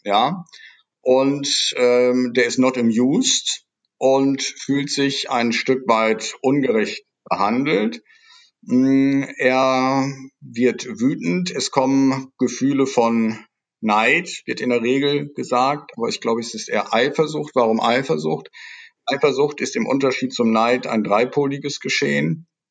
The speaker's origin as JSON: {"language": "German", "town": "Nordhorn", "region": "Lower Saxony", "country": "Germany", "tie": "born or raised there", "also_born_or_lived": "Münster / Netherlands", "moved": "as an adult", "said": "ich bin geboren in Nordhorn, das ist die Kreisstadt der Grafschaft Bentheim, direkt an der holländischen Grenze"}